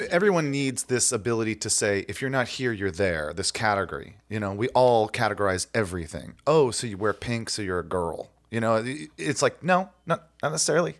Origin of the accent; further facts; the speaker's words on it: Ohio, United States; I grew up in Ohio